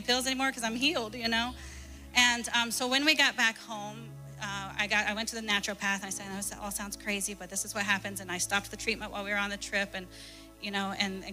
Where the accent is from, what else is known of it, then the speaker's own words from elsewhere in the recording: Ohio, United States; now in Connecticut, United States; I'm from Ohio